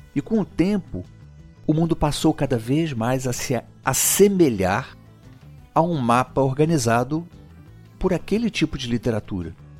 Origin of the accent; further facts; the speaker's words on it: Brazil; a nossa história de brasileiros